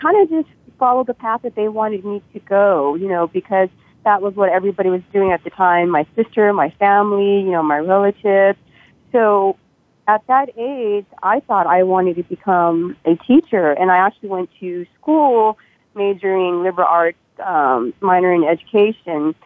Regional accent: Stockton, California, United States; also born or lived in Thailand; now in Las Vegas, United States; originally I was born in Thailand, but I came to the States when I was 3 years old, pretty much raised in California, Northern California, Stockton area

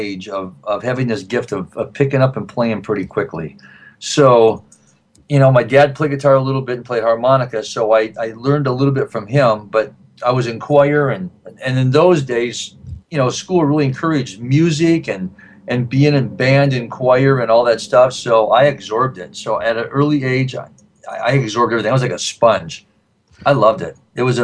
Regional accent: Grand Rapids, Michigan, United States; moved away; growing up in Grand Rapids, Michigan

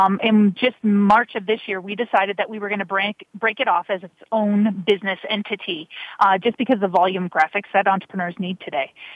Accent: Michigan, United States; moved away; I'm originally from Michigan, as I told you, but my family's half Canadian

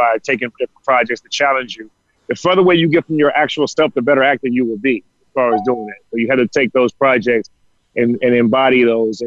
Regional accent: Chicago, Illinois, United States; now in Los Angeles, United States; I'm from Chicago

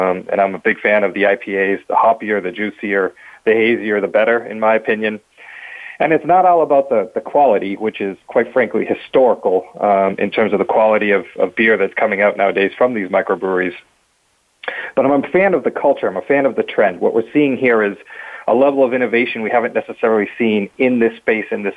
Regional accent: Boston, Massachusetts, United States; was born and bred in Boston

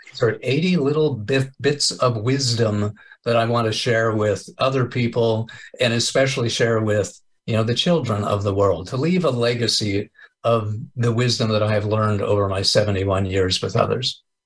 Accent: Kansas, United States; moved away as an adult; also born or lived in Enid, Oklahoma; now in California, United States; I was born and raised in Kansas. I moved to California 12 years ago

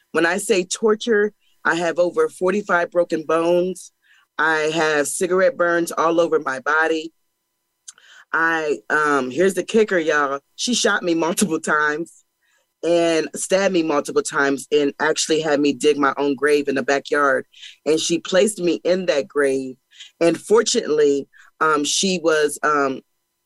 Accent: Pennsylvania, United States; I am from Pennsylvania, and I was born to a young mother

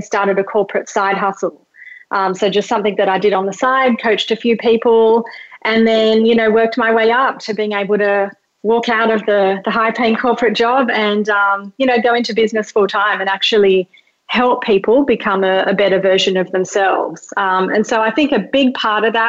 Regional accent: Australia; English is a second language; also born or lived in Mauritius; I was like born in Mauritius, which is like a tiny little island, came to Australia when I was 2, didn't speak English

